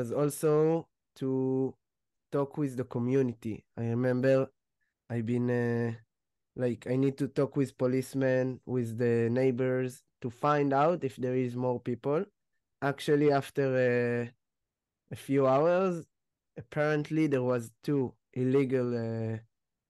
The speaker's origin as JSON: {"language": "English", "town": "Ness Ziona", "region": "Central District", "country": "Israel", "said": "I'm from Nes Tziona."}